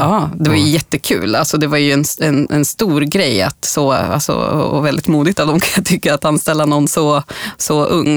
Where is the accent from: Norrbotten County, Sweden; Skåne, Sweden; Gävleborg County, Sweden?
Gävleborg County, Sweden; Bollnäs; moved away; där jag kommer från Bollnäs från ursprungligen